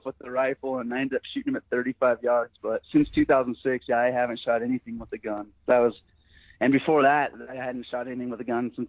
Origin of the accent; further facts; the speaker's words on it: Sheridan, Wyoming, United States; I'm born and raised in Sheridan, Wyoming